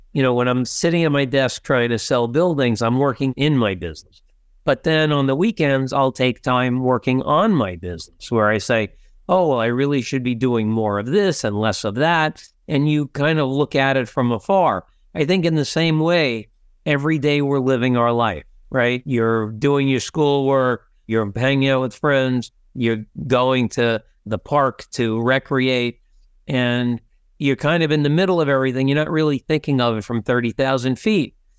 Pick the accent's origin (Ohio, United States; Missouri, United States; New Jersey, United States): New Jersey, United States; I'm a kid from Jersey, I'm in, in the big city